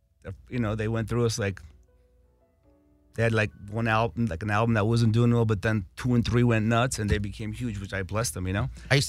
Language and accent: English; Los Angeles, California, United States; also born or lived in Armenia; I grew up on Kingsley Drive. Like the story I told you about coming to America, we landed on Kingsley Drive in Hollywood, North Kingsley Drive.